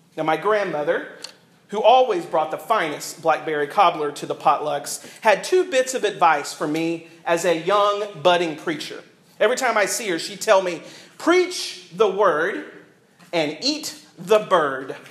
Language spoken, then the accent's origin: English; the South, United States; I grew up in the South